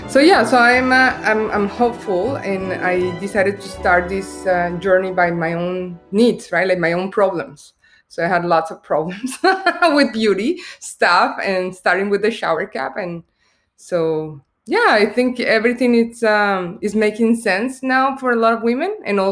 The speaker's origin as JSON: {"language": "English", "country": "Colombia", "second_language": "English", "said": "Me, I'm originally from Colombia, so we do care about beauty a lot"}